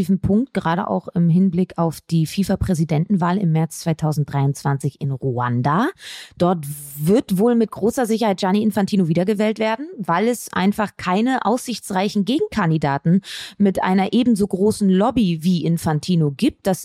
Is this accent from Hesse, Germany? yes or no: no; Cologne, North Rhine-Westphalia, Germany; Weiberfastnacht heißt das, mein Lieber. Fasching kenne ich nicht als Kölnerin.